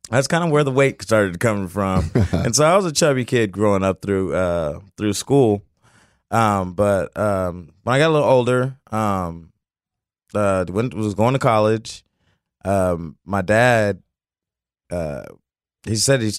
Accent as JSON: {"language": "English", "town": "Fort Collins", "region": "Colorado", "country": "United States", "tie": "born there", "also_born_or_lived": "California / Oklahoma / Florida / Okinawa", "said": "I was born in Fort Collins, Colorado, and um, we moved. We I mean we moved probably like every two years, every year or something."}